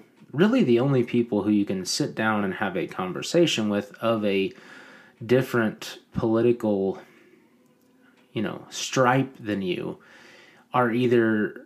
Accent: United States; we as Americans

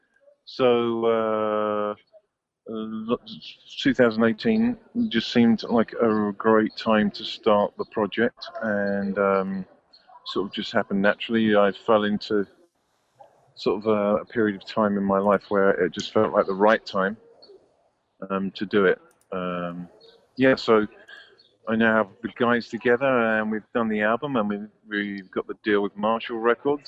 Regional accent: United Kingdom; I'm the British one

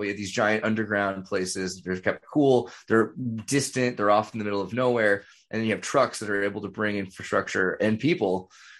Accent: California, United States; So I'm from California. It's not that weird where I'm from.

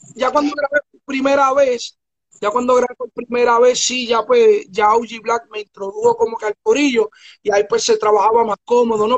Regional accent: Bayamón, Puerto Rico; yo me crié en Puerto Rico.

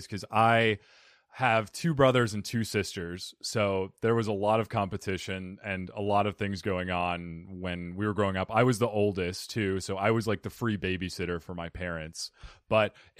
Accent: Phoenix, Arizona, United States; also born or lived in New York / Italy / New Jersey; I'm from Phoenix

